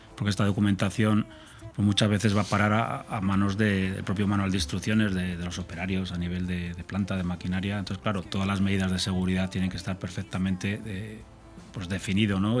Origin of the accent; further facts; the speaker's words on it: La Rioja, Spain; yo soy riojano